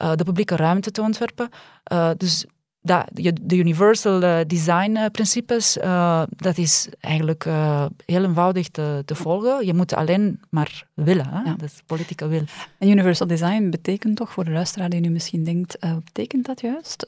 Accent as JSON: {"language": "Dutch", "country": "Romania", "moved": "yes", "lives_now": "Belgium", "said": "ik kom uit Roemenië"}